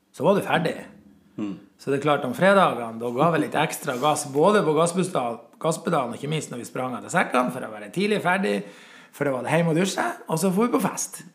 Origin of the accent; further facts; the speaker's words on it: Grønlia, Senja, Troms, Norway; Jeg er voksen i Grønlia. På Senja bruker jeg alltid å si at når noen spør hvor jeg kommer fra, så kommer jeg fra Grønlia. Og Grønlia vil alltid være hjemme. Eh, der vokste jeg opp